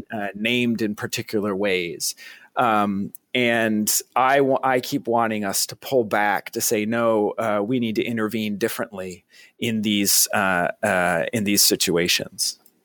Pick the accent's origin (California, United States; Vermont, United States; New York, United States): Vermont, United States; I'm from Vermont, so I'm kind of a Northeast guy.